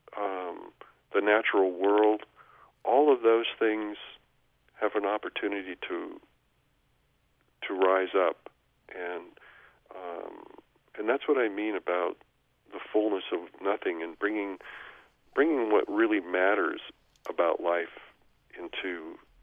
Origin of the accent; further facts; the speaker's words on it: Oregon, United States; Oregon, my home state